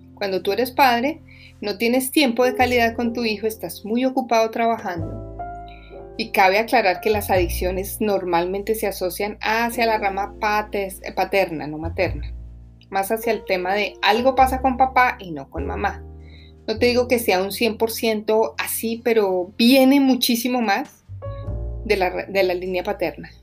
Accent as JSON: {"language": "Spanish", "region": "Bogotá", "country": "Colombia", "moved": "yes", "said": "Yo soy colombiana, viví en Bogotá, he vivido en varias partes del mundo, pero normalmente pues yo vengo de una ciudad donde siempre está nublado y gris, como Bogotá"}